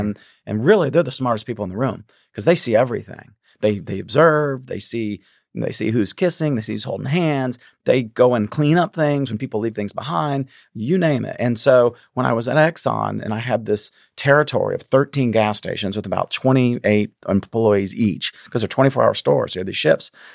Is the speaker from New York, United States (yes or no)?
no; a small town outside of Charleston, South Carolina, United States; moved away as an adult; also born or lived in Texas / Memphis, Tennessee; I grew up in South Carolina, a small town outside of Charleston